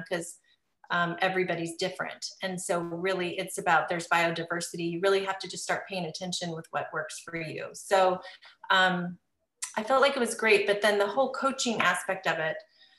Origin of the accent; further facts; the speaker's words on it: Seattle, Washington, United States; moved away as an adult; now in Southern California, United States; I'm originally from Seattle. We moved to California, Southern California, about 7 years ago.